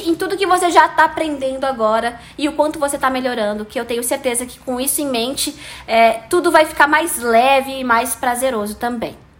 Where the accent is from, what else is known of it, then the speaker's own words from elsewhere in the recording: Brazil; I'm ah, Brazilian and I speak